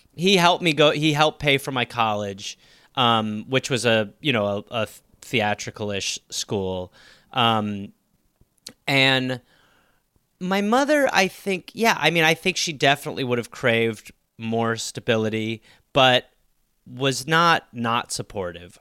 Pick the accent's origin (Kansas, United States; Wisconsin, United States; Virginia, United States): Wisconsin, United States; I was born in Wisconsin